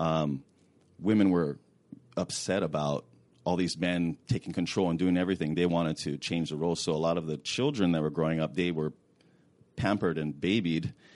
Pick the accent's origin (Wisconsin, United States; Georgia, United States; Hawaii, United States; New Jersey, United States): Hawaii, United States; now in California, United States; I grew up in Hawaii